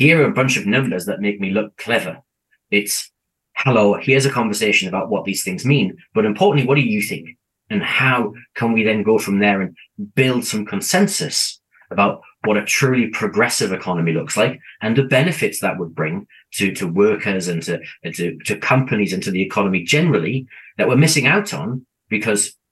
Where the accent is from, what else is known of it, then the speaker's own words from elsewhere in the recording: United Kingdom; now in New Zealand; I come from the UK, as my accent probably gives away.